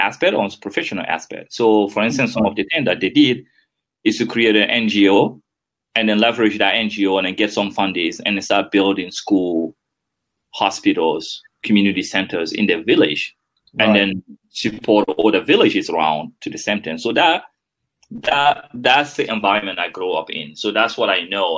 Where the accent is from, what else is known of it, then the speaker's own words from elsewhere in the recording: Guinea; first language French; English is a second language; moved away as an adult; also born or lived in United States; now in Netherlands; growing up in Guinea.